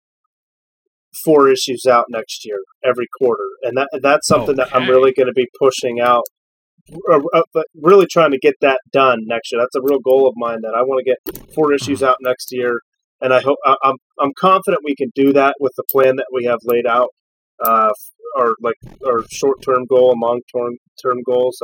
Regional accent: Erie, Pennsylvania, United States; from the Erie area where we're from

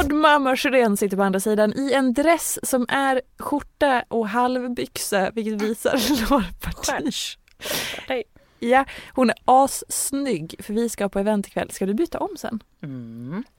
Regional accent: Dalarna County, Sweden; moved away; när vi skulle gifta oss och ha bröllopet hemma i Dalarna

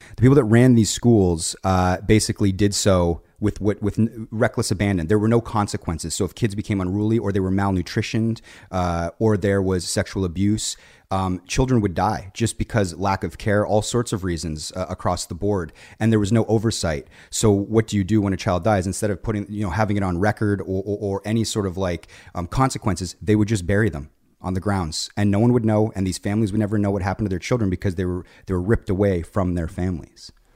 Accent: Canada; being Canadian

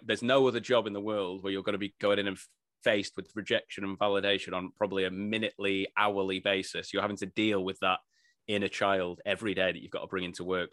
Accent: Blackpool, North West England, United Kingdom; grew up in, uh, yeah, in Blackpool, northwest England, from a very working class family

